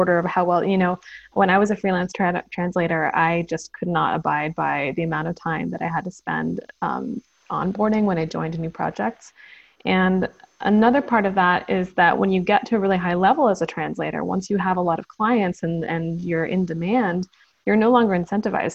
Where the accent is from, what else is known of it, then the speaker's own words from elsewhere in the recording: United States; moved away as an adult; now in South Korea; I'm American originally